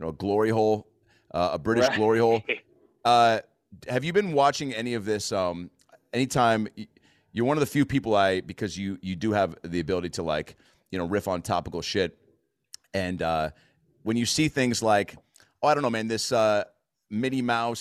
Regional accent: United States; I'm from America.

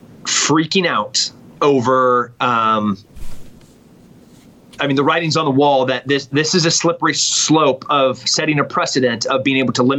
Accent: California, United States; born there; now in Texas, United States; I was born in Central

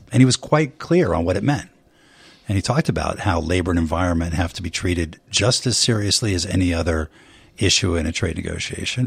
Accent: Bay Area, California, United States; I grew up in the Bay Area

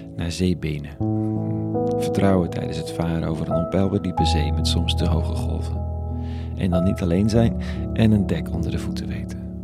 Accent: Netherlands; als Nederlanders

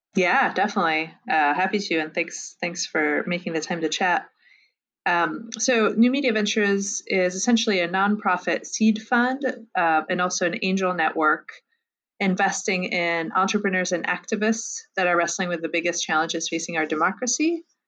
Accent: France; moved away; I'm originally from France, where I got an MBA

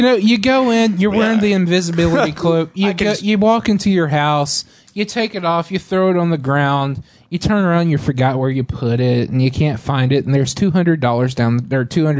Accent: Texas, United States; I'm from Texas.

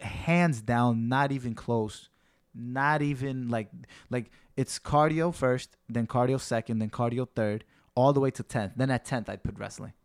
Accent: New York, United States; being that I'm a local guy, I'm from New York

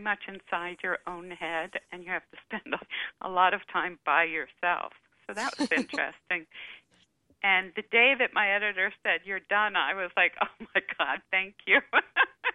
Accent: New York, United States; I grew up in New York, in Manhattan

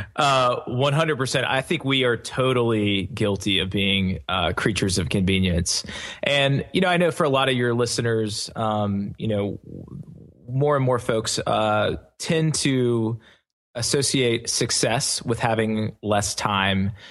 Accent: the South, United States; me being born and raised in the South

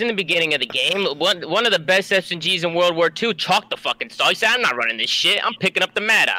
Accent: New Jersey, United States; I'm from New Jersey.

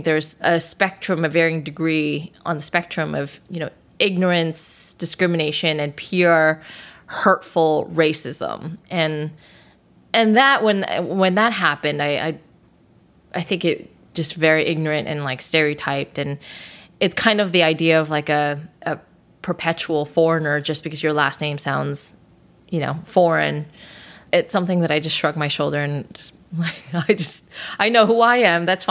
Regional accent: Los Angeles, California, United States; parents immigrated from Hong Kong and Southern China. So I speak Chinese, but I'm born and raised in the United States.

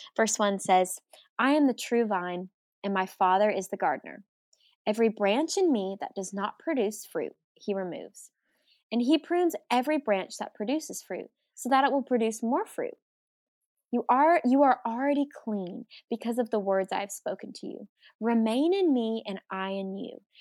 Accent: Arkansas, United States; I'm from Arkansas

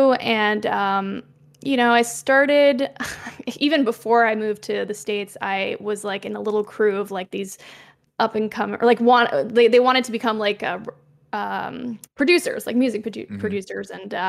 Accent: Quebec, Canada; I'm from Quebec, like … You know, gotta do some representing my home province.

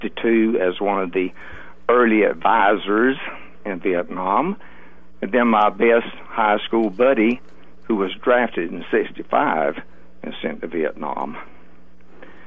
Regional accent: Grady County, Georgia, United States; I grew up in Grady County, Georgia. I was born in a house in Grady County, and my father was a farmer

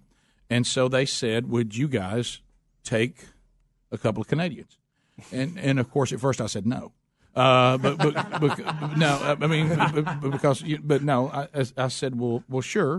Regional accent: the South, United States; As a Southerner, somebody asks you to speak slower

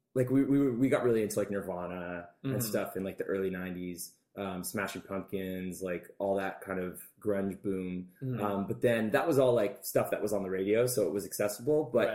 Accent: Burlington, Ontario, Canada; moved away as an adult; I was born in Burlington

